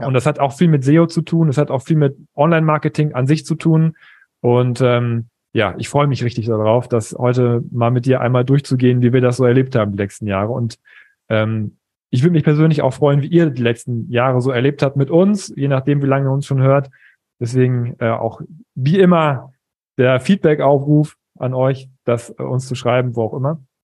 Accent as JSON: {"language": "German", "area": "East Frisia", "region": "Lower Saxony", "country": "Germany", "said": "als Ostfriese"}